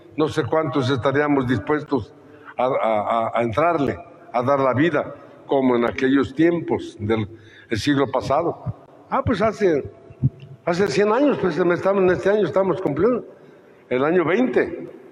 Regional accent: Mexico

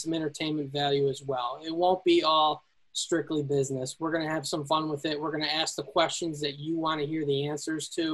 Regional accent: Elburn, Illinois, United States; also born or lived in Peoria, Illinois; I'm originally from Elburn, Illinois.

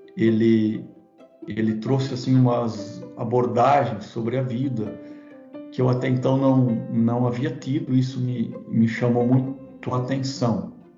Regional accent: Blumenau, Santa Catarina, Brazil; Eu nasci na, na cidade de Blumenau, Santa Catarina

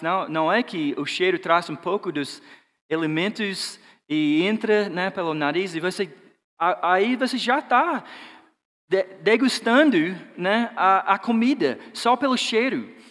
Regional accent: Georgia, United States; Portuguese is a second language; moved away; Eu sou de Georgia, né, o sul dos Estados Unidos

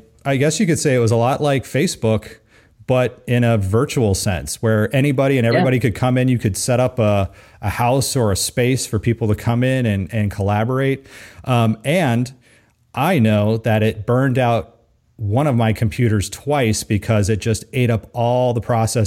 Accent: California, United States; growing up in California

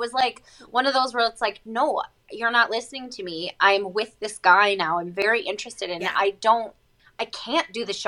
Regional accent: Chicago, Illinois, United States; moved away as an adult; now in Calgary, Canada; I grew up in Chicago, like I said, and I was a child actress slash model

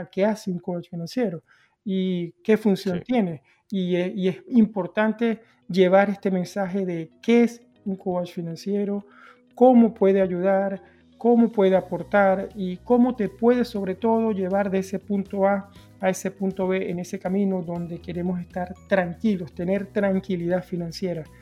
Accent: Venezuela; yo crecí con, desde la cultura que vengo, que vengo de Venezuela

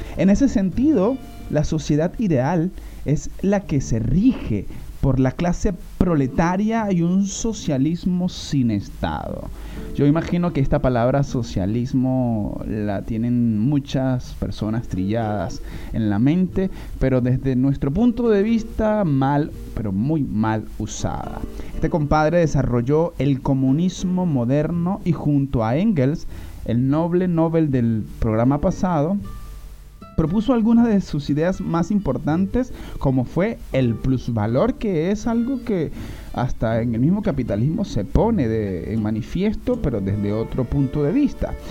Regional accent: Venezuela; como todos los venezolanos

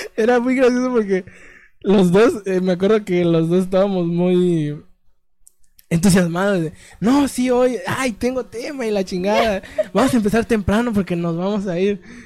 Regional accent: Mexico; mi México

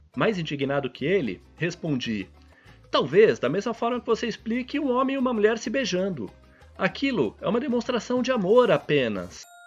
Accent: São Paulo, Brazil; mesmo sendo paulista

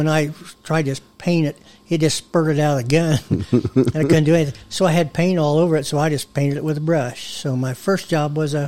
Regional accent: Van Buren, United States; In Van Buren.

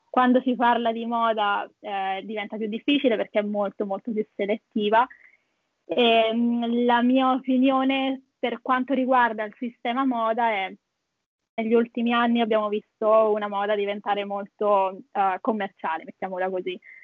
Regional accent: Italy; also born or lived in Perth, Australia; now in Sydney, Australia; che abbiamo in Italia

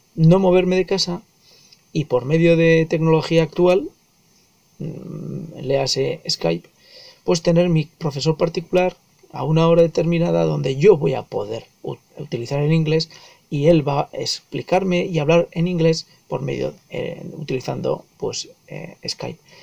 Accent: Spain; yo soy eh, nativo español y hablo en inglés como extranjero

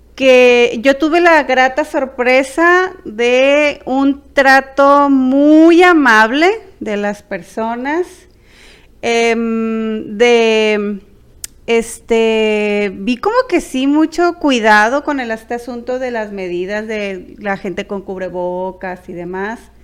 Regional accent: Culiacán, Sinaloa, Mexico; somos de Culiacán, Sinaloa

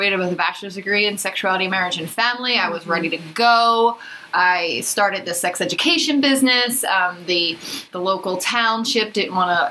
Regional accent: Philadelphia, Pennsylvania, United States; now in San Diego, United States; I'm originally from Philadelphia

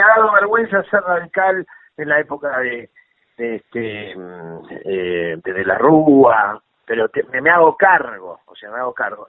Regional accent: Buenos Aires, Argentina; moved away; also born or lived in Villa Urquiza, Buenos Aires; yo nací en Caballito

